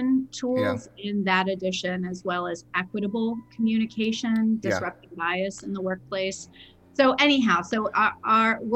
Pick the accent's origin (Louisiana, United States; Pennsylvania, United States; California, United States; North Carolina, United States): Pennsylvania, United States; Lancaster; also born or lived in Findlay, Ohio / Shaker Heights, Ohio / Baltimore, Maryland; I ended up in Lancaster for middle school and high school